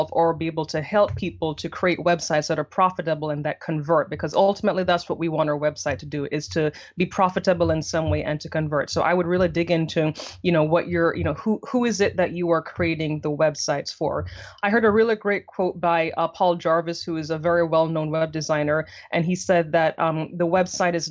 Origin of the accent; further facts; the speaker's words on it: Jamaica; moved away as an adult; now in United States; originally born and raised in Jamaica.